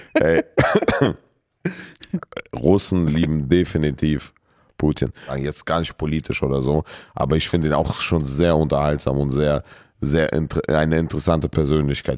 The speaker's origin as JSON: {"language": "German", "country": "Kyrgyzstan", "moved": "yes", "lives_now": "Germany", "said": "ich komme ja aus Kirgisistan"}